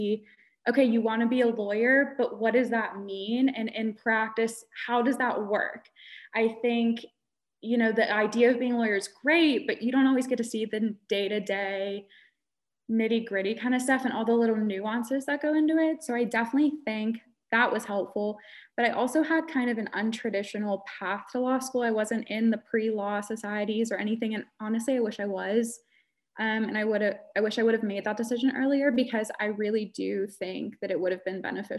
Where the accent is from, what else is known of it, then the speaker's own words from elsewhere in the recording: Pennsylvania, United States; moved away as an adult; also born or lived in Pittsburgh, Pennsylvania; now in Lynchburg, United States; I grew up in Pennsylvania and I moved to Virginia